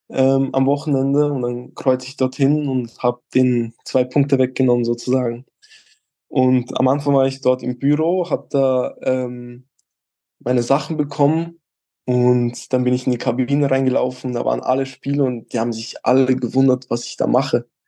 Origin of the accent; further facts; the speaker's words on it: Switzerland; bei uns in der Schweiz gibt es halt keine U19, da gibt es nur U18 und dann direkt U21.